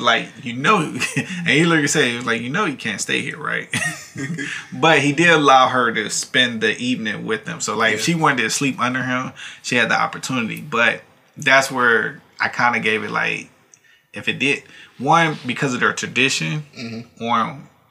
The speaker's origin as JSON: {"language": "English", "country": "United States", "said": "as American"}